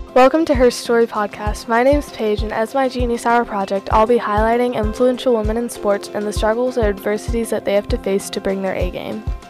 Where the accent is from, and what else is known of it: Cary, North Carolina, United States; born or raised there